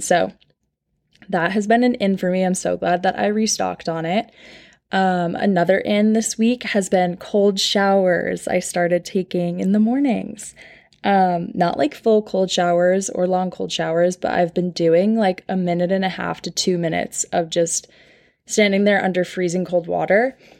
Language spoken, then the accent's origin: English; Long Island, New York, United States; moved away as an adult; now in Nashville, United States; So I'm from Long Island, New York